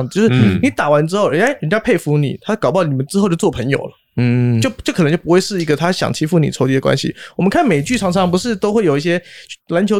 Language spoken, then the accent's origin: Chinese; Hong Kong; also born or lived in Taiwan; 因为我是台湾出生，然后国小到香港去，那时候很小，然后那时候香港是九七年之前，所以只讲广东话跟英文